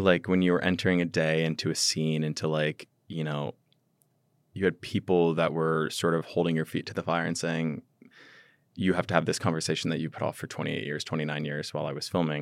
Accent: Midwest, United States; growing up in the Midwest

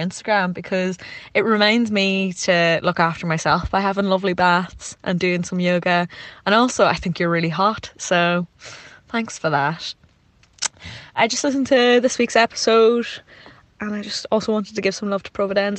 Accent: County Donegal, Ireland; moved away as an adult; now in Kent, United Kingdom; I'm obviously Irish, I'm from Donegal, and I'm living in Kent in South England, like rural Kent.

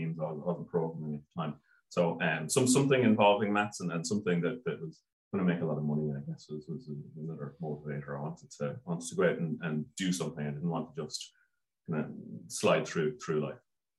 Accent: Wexford, Leinster, Ireland; I grew up in Wexford

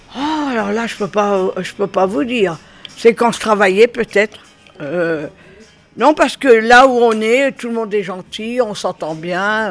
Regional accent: Limousin, Nouvelle-Aquitaine, France; On est du Limousin

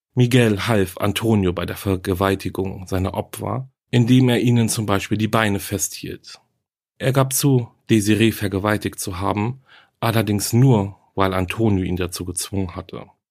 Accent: Germany; Hier bei uns in Deutschland

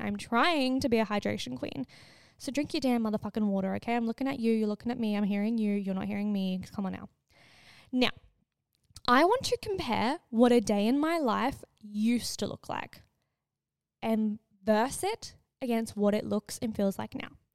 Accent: Australia; growing up in Australia, every kid, I swear, either goes to Bali or on a cruise. I was not that kid

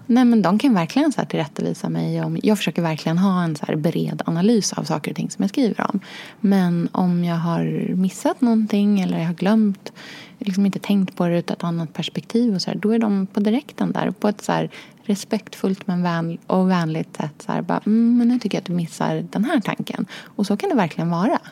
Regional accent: Norrköping, Östergötland, Sweden; also born or lived in Australia / Enskede, Stockholm; now in Stockholm, Sweden; jag är då uppvuxen i Norrköping och i Australien hos pappa

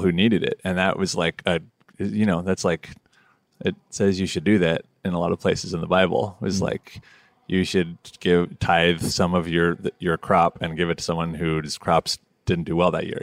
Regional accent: Toronto, Ontario, Canada; moved away; also born or lived in Montreal; I grew up like deeply entrenched in the folk scene in Toronto

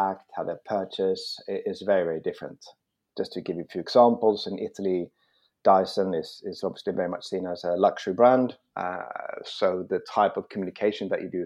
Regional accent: Malmö, Skåne, Sweden; now in London, United Kingdom; I grew up in Malmö, and I I grew up there, and it was great.

